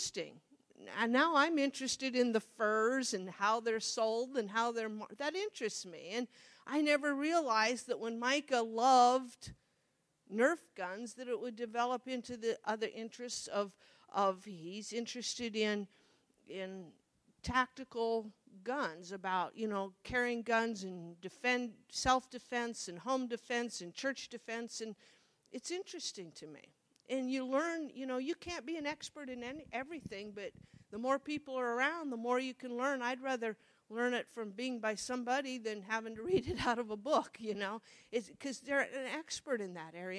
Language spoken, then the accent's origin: English; Monroe, Nebraska, United States; I grew up in Monroe